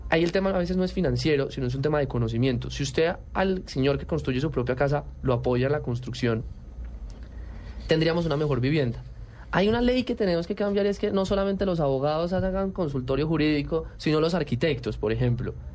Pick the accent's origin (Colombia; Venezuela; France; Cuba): Colombia; somos los únicos colombianos